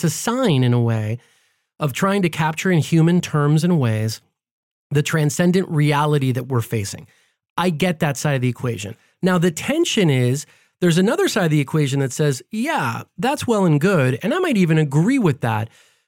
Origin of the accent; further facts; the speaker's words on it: United States; And we take that for granted because like we're American and we use this all the time.